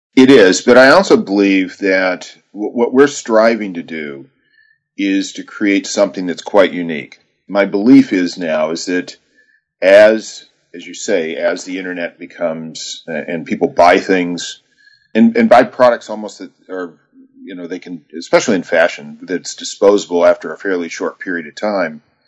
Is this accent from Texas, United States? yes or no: yes; Texas, United States; as a boy, I grew up in Texas